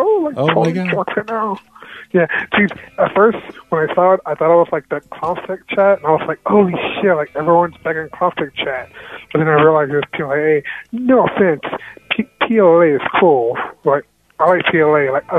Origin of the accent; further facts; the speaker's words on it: Mexico; I'm from Mexico.